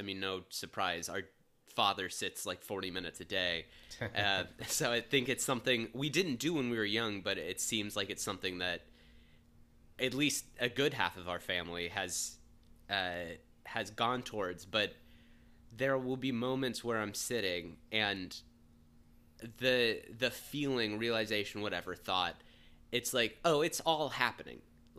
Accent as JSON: {"language": "English", "town": "Cincinnati", "region": "Ohio", "country": "United States", "tie": "born or raised there", "said": "We grew up in Cincinnati, just for those listening."}